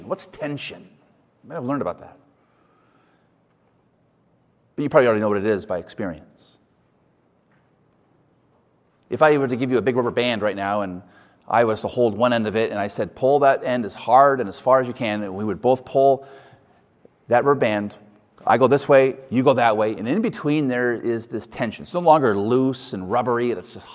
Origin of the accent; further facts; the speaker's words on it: United States; as American Christians